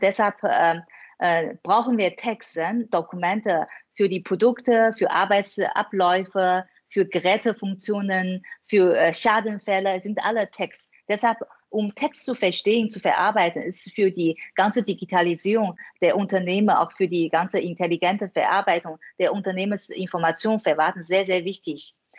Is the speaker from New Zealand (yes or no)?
no; China; German is a second language; moved away as an adult; now in Germany; Ich bin in China aufgewachsen